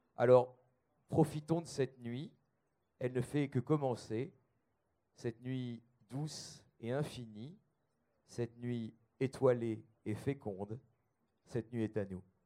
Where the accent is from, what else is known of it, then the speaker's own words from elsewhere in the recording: the North, Hauts-de-France, France; moi aussi, je suis du Nord